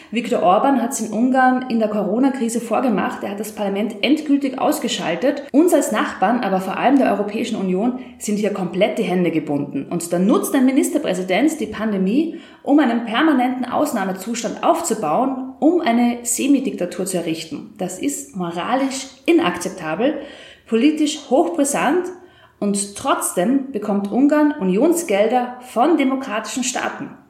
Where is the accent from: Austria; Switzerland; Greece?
Austria; wie es bei uns in Österreich heißt, Gewaltentrennung.